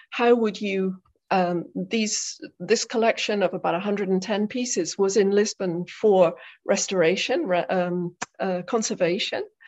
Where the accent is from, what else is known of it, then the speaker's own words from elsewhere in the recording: South West England, United Kingdom; now in Netherlands; I was born in England, in the southwest of England, in a very rural area. And I grew up in a household that was full of books